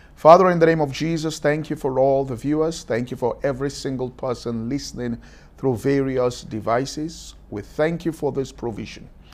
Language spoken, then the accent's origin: English; Ibadan, Oyo, Nigeria; I grew up in Ibadan